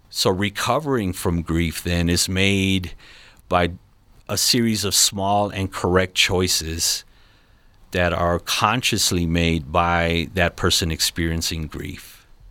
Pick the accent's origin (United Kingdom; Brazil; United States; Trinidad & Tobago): United States; Los Angeles, California; now in Colorado Springs, United States; I'm not originally from here, I'm from Los Angeles, California.